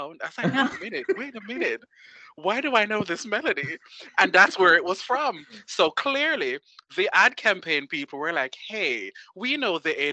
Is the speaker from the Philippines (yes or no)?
no; Jamaica; I'm from Jamaica